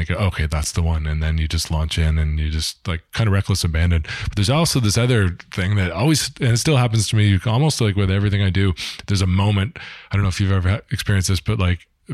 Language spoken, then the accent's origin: English; Toronto, Ontario, Canada; grew up through the ranks in Toronto